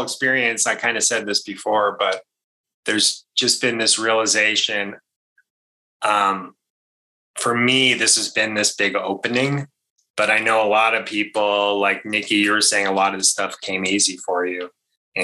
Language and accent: English; Maine, United States; I grew up in Maine